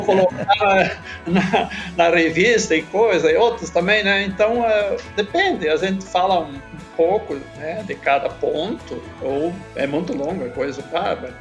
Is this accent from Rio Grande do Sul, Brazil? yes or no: yes; Catuípe, Rio Grande do Sul, Brazil; eu sou natural lá de, de Catuípe